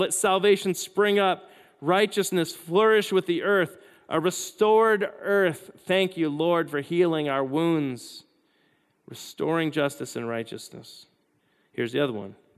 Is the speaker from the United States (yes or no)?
yes; United States; I am all for being an American